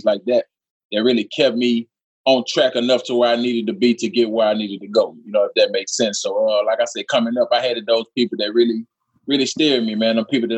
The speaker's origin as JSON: {"language": "English", "town": "Monroe", "region": "Louisiana", "country": "United States", "tie": "born or raised there", "said": "I'm from Monroe, Louisiana, small city"}